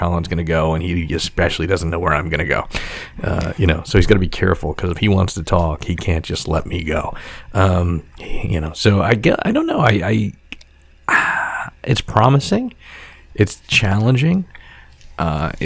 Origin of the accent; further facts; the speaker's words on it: New York City, New York, United States; I grew up on Staten Island